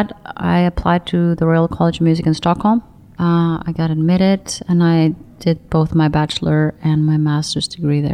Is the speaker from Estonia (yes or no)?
yes; Saare County, Estonia; moved away; also born or lived in Tallinn; I'm from the biggest island called Saaremaa